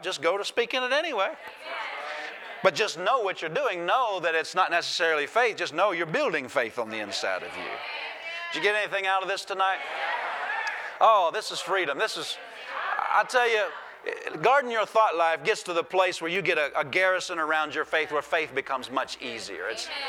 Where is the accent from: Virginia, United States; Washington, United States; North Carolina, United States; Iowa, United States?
Iowa, United States; I grew up in Iowa.